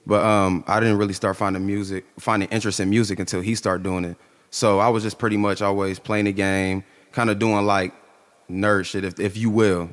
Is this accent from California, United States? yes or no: no; Canton, Ohio, United States; also born or lived in Massillon, Ohio; growing up in Canton, it was, it was easy